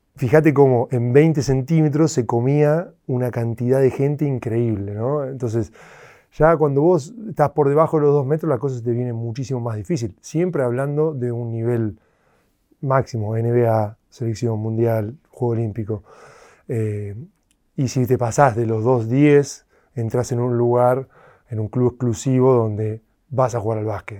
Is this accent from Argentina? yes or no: yes; Argentina; moved away; estaba creciendo en Argentina